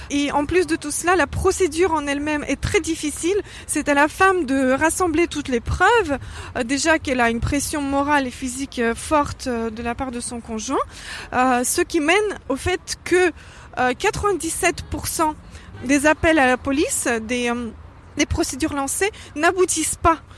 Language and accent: French; France; euh, je suis française